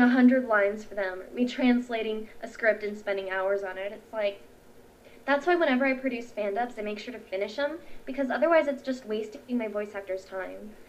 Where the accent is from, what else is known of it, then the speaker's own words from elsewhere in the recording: United States; first language English; I'm American.